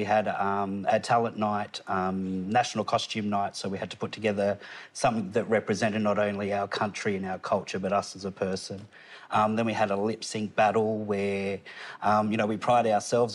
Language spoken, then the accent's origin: English; Tamworth, New South Wales, Australia; also born or lived in Gunnedah, Australia / Kempsey, Australia; I'm originally from Tamworth, born in Gunnedah